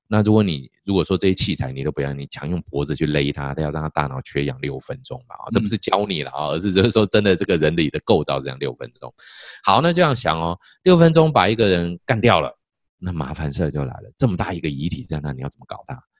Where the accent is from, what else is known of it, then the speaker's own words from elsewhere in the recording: Taiwan; 尤其在台湾的这个我们。近期也可以说大概十年左右才开始有性教性别教育的这些呃进真正进入到国中小阶段哦。